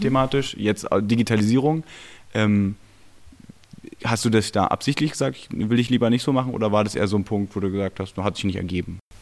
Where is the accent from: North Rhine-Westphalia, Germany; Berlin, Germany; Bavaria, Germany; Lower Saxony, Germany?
Berlin, Germany; ich bin Urberliner